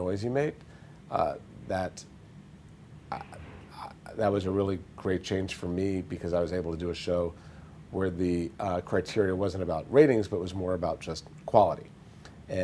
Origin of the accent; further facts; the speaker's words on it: United States; I'm American, so that's the audience I write for